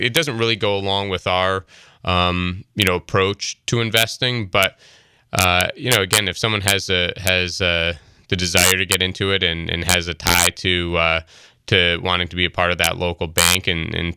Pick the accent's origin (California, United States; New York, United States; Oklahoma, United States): New York, United States; Troy; growing up in Troy and being familiar with it